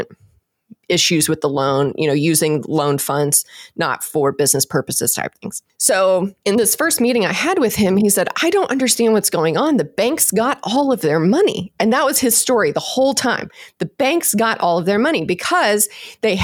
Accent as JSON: {"language": "English", "region": "Texas", "country": "United States", "said": "I'm from Texas, so we would say he's a horse trader"}